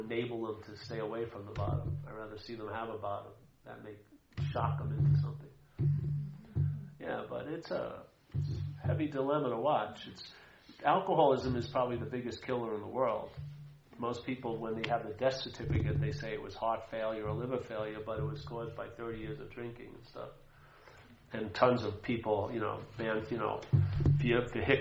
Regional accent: Long Island, New York, United States; moved away; also born or lived in New Hampshire; I grew up in Long Island

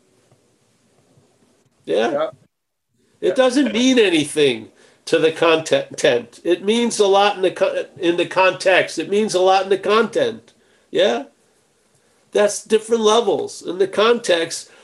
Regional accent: Long Island, New York, United States; moved away; I grew up in Long Island

